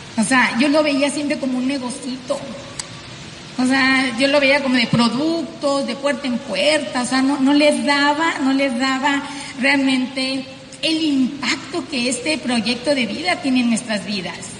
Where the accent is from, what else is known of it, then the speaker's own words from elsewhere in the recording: Sonora, Mexico; accent: norteña; Nosotros somos pues mexicanos del norte, tú ya lo sabes, simplemente por mi vocerrón tan fuerte, norteña, eh, venimos de Sonora